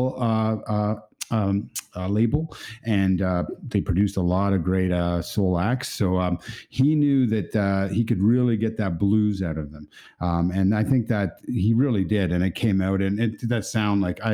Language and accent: English; Canada; as a Canadian